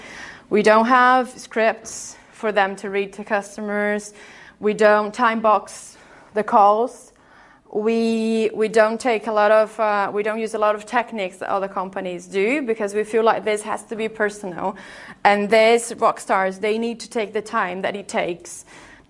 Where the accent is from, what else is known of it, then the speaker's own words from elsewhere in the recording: Brazil; accent: Brazilian; English is a second language; moved away; I'm Brazilian, by the way, if you haven't noticed my accent.